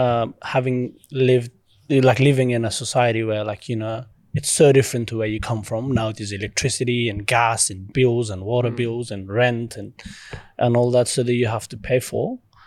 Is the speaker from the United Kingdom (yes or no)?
no; Pakistan; obviously growing up in Pakistan and the family, you know, as undocumented refugees, I guess, because you just cross the border and you're just running for your life.